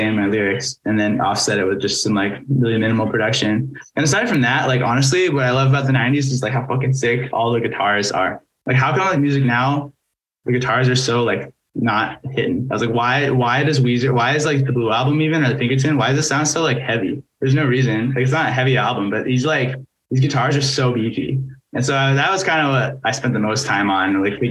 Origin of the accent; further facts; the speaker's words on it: Seattle, Washington, United States; growing up in Seattle